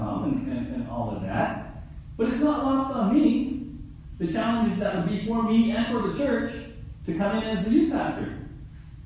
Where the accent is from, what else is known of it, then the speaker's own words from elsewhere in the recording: San Diego, California, United States; now in Ojai, United States; my story of growing up in South San Diego